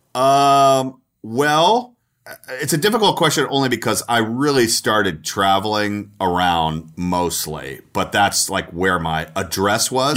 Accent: Atlanta, Georgia, United States; moved away as an adult; also born or lived in Texas / Minneapolis; I was from Atlanta. I was from the South and school in Texas

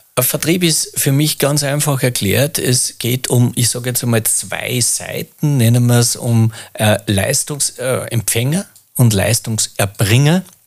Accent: Mühlviertel, Upper Austria, Austria; Bin ein Mühviertler, komme äh, da runter

